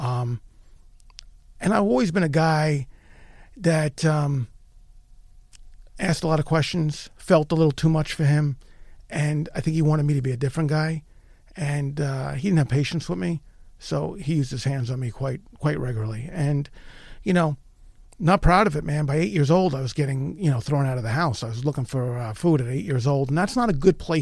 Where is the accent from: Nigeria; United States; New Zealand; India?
United States; New York; I was born in East Harlem, New York.